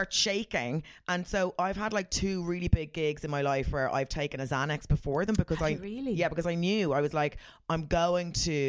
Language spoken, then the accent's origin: English; Ireland; I'm very Irish.